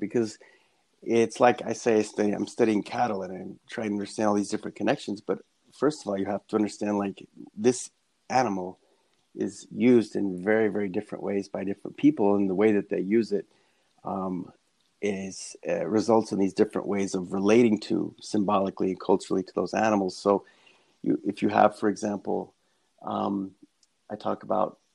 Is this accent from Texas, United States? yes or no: yes; Texas, United States; moved away; I grew up in Texas